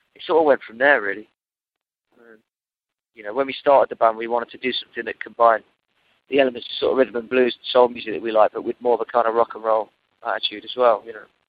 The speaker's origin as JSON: {"language": "English", "town": "Nottingham", "region": "East Midlands", "country": "United Kingdom", "tie": "born or raised there", "moved": "as an adult", "lives_now": "London, United Kingdom", "said": "I moved from Nottingham, where I grew up, to London"}